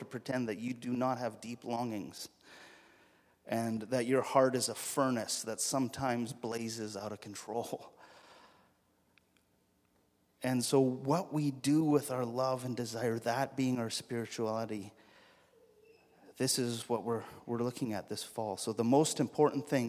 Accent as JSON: {"language": "English", "region": "Alberta", "country": "Canada", "said": "I'm from Alberta, and so the way we say this in Alberta is"}